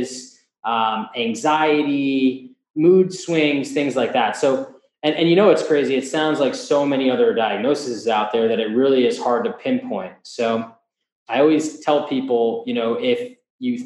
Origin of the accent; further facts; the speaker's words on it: New Jersey, United States; I'm from the Northeast, New Jersey particularly